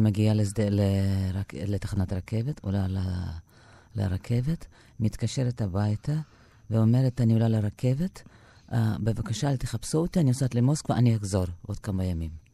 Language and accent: Hebrew; Mogilev, Mogilev Region, Belarus; born or raised there; Hebrew is a second language; moved away as an adult; now in Israel